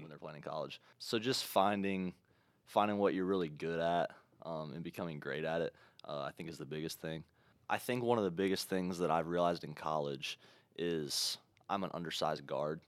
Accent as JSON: {"language": "English", "region": "Ohio", "country": "United States", "said": "we're from Ohio"}